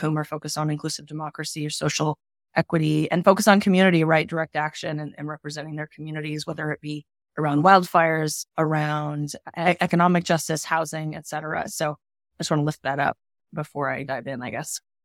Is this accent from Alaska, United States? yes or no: yes; Palmer, Alaska, United States; also born or lived in Oregon; now in Portland, United States; I grew up in Alaska in a little town called, in Alaska called Palmer, Alaska